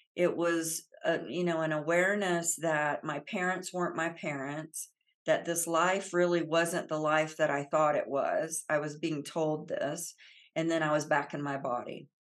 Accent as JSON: {"language": "English", "region": "Central Florida", "country": "United States", "tie": "born or raised there", "said": "I grew up in the South, uh, in Central Florida"}